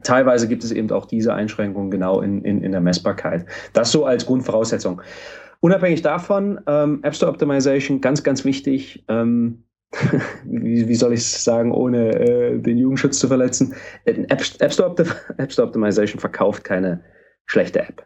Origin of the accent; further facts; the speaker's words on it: Halle, Saxony-Anhalt, Germany; ich bin in Halle geboren